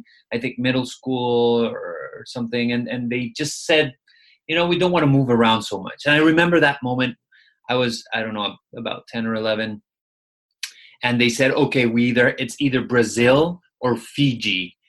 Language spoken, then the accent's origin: English; Mexico City, Mexico; also born or lived in Nairobi, Kenya; now in Los Angeles, United States; I was born in Kenya and then I was raised in Mexico City. So I kind of tell people I'm from Mexico because I kind of identify more with Mexican culture than with Kenyan culture.